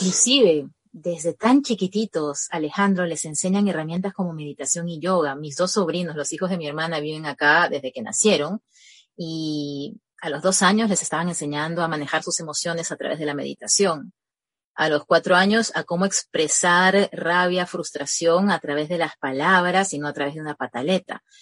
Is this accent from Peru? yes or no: yes; Peru; Yo soy, yo soy peruana